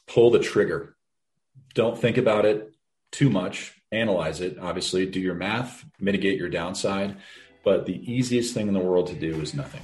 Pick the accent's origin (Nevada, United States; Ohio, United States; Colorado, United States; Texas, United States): Colorado, United States; Denver; born and raised in Denver